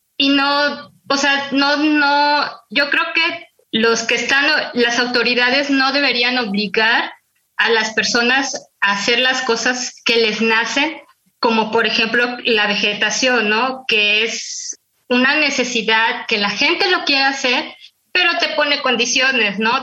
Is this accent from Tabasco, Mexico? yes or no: no; Tuxtla Gutiérrez, Chiapas, Mexico; now in Mexico City, Mexico; yo cuando era niña, este, recuerdo que, que nos hicieron plantar árboles en Tusla Gutiérrez, allá en Chiapas, de donde soy